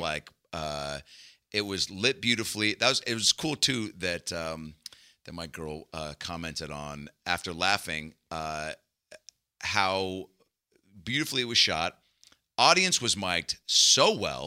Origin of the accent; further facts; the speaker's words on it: Seattle, Washington, United States; growing up in Seattle